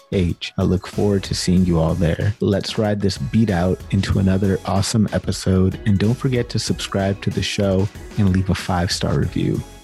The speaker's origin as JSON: {"language": "English", "town": "Sacramento", "region": "California", "country": "United States", "tie": "born or raised there", "moved": "as an adult", "lives_now": "Winnipeg, Canada", "said": "I grew up in in Sacramento, California"}